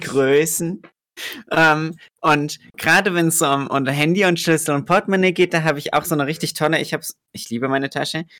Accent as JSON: {"language": "German", "country": "Germany", "said": "ich komme aus Deutschland"}